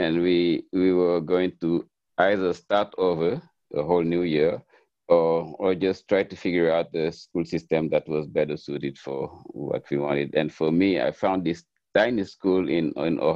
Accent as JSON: {"language": "English", "region": "Dakar", "country": "Senegal", "tie": "born or raised there", "moved": "as an adult", "lives_now": "New York, United States", "said": "I was born and raised in Dakar. Dakar is the capital city of Senegal"}